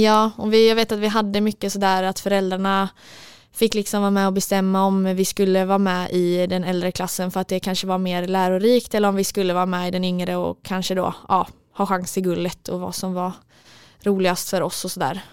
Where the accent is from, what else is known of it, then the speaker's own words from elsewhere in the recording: Mölndal, Västra Götaland, Sweden; moved away as an adult; now in Stockholm, Sweden; i Mundal där vi kommer ifrån